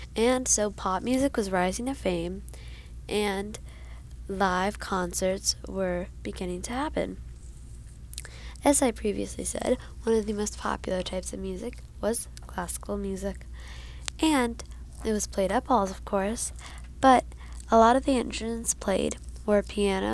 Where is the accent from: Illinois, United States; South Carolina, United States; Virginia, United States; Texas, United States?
Virginia, United States; Arlington; I am from Arlington, Virginia